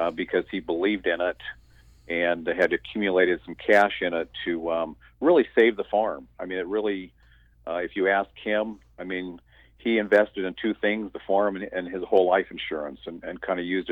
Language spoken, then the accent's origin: English; Southeastern Washington State, United States; now in North Carolina, United States; Southeastern Washington State. Most people think that Washington is green and wet. But when you cross the mountains, there's a desert over there and a great big farming area. So I grew up in Washington State